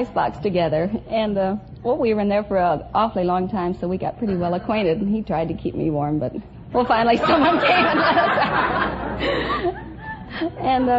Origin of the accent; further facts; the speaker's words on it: Long Beach, California, United States; also born or lived in Los Angeles; Los Angeles, originally Long Beach.